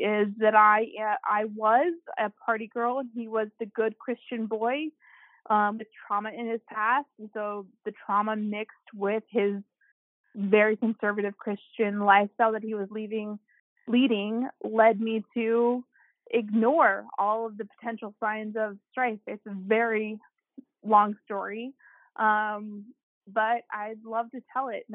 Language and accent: English; St. Louis, Missouri, United States; I'm from St. Louis, and I am 33